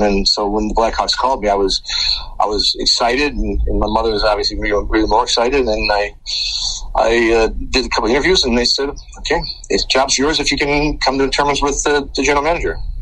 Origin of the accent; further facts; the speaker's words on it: Chicago, Illinois, United States; we're from Chicago, uh, born and raised